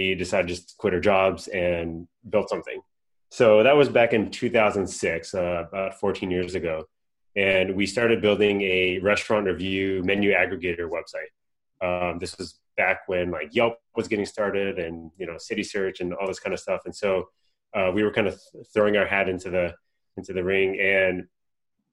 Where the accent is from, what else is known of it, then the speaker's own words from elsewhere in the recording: Southern California, United States; I was born and raised in Southern California.